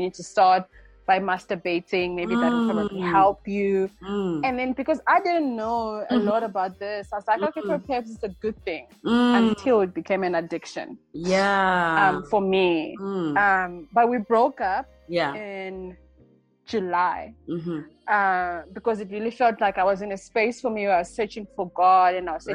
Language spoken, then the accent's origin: English; Zimbabwe; now in South Africa; I'm born and raised in Zimbabwe, but I currently live in South Africa.